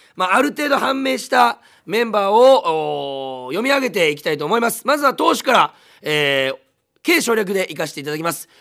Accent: Munakata, Fukuoka, Japan; 私、えー、新た宗像市出身なんですけども

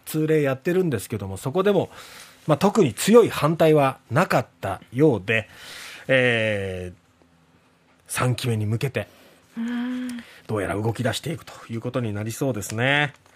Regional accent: Satsuma, Kagoshima, Japan; 私の実家のある薩摩町

